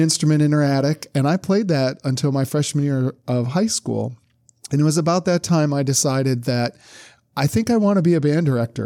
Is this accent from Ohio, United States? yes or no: yes; Brunswick, Ohio, United States; moved away as an adult; now in Louisiana, United States; my hometown of Brunswick, Ohio